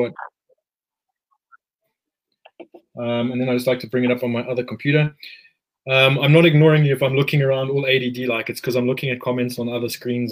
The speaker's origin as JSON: {"language": "English", "region": "Bulawayo", "country": "Zimbabwe", "tie": "born or raised there"}